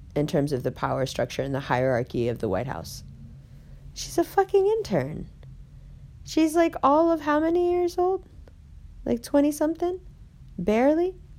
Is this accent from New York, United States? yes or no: yes; New York City, New York, United States; we grew up in Harlem together